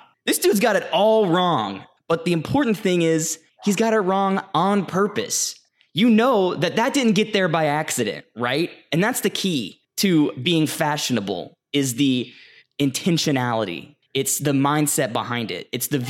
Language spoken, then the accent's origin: English; Texas, United States; also born or lived in Louisiana; I was raised in Texas and Louisiana, and that sentiment was common among my elder peers.